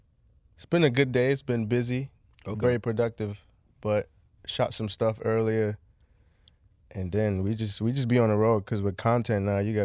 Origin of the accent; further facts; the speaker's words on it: Nigeria; All right, so I'm Nigerian.